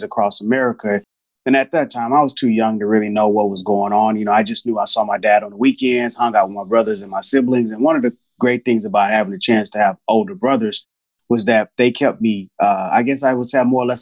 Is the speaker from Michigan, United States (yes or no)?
no; Houston, Texas, United States; I grew up in Houston, Texas. I was born in Houston